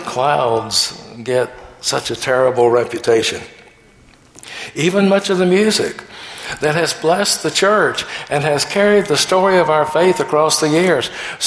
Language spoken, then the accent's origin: English; the South, United States; Growing up in the South